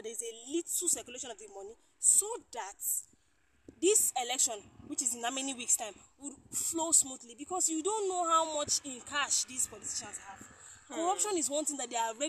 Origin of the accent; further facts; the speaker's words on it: Nigeria; I'm Nigerian